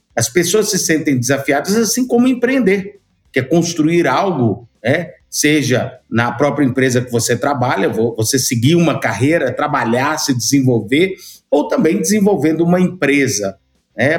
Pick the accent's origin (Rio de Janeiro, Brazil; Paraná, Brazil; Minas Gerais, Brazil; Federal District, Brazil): Minas Gerais, Brazil; Montes Claros; moved away as an adult; also born or lived in Ribeirão Preto / Belo Horizonte / São Paulo; nasci aqui em Montes Claros, fui estudar em Ribeirão Preto, formei publicidade e propaganda, fui para Belo Horizonte em busca de melhores oportunidades, depois fui para São Paulo